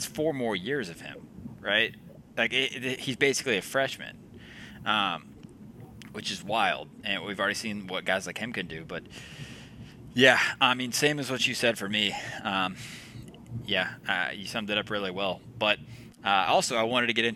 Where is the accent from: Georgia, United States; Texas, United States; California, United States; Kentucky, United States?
Georgia, United States; us Georgia guys, you know, Ivy League of the South down here